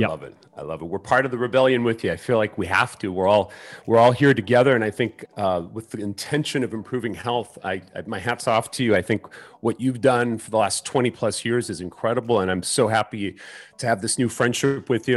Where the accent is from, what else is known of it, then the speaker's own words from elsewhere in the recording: Mexico City, Mexico; moved away; born in Mexico City